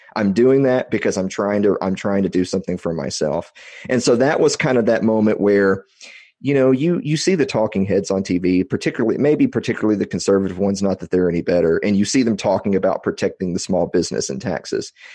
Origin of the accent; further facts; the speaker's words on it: Columbia, Tennessee, United States; also born or lived in Nashville; I'm, I'm originally from Tennessee, originally from Columbia, which is the mule capital of the world